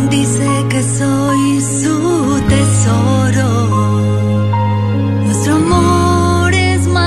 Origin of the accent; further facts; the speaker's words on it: Colombia; cantautora de música católica, soy colombiana.